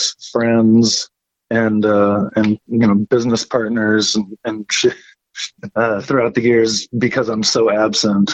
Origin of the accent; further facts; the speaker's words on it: Midwest, United States; growing up in the Midwest